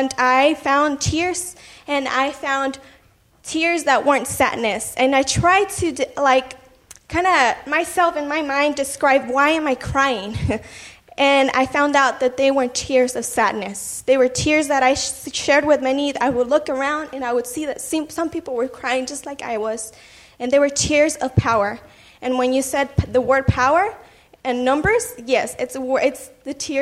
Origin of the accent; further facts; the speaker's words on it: Guadalajara, Jalisco, Mexico; now in United States; I am a dreamer, and I come from Guadalajara, from Mexico